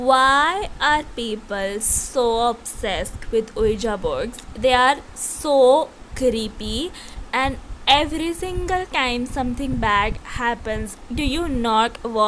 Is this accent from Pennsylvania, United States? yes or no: no; La Crosse, Wisconsin, United States; When I was a freshman in high school in my hometown of La Crosse, Wisconsin, I was sleeping over at my friend Tom's house.